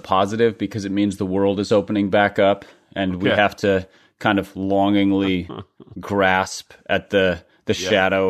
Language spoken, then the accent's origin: English; Midwest, United States; I grew up in the Midwest